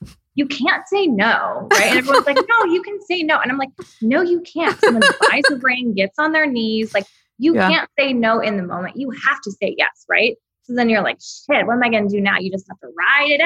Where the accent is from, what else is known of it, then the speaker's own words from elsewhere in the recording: Texas, United States; now in Los Angeles, United States; I'm from Texas